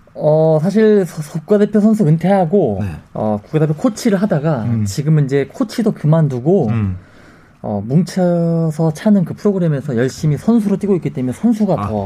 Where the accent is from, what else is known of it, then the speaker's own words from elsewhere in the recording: Muju, North Jeolla, South Korea; 당시 저희는 다 무주 출신들이었고요